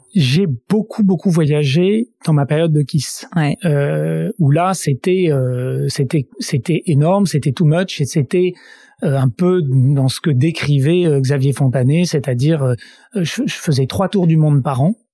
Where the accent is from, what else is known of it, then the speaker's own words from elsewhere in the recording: Grenoble, Auvergne-Rhône-Alpes, France; now in Paris, France; je suis grenoblois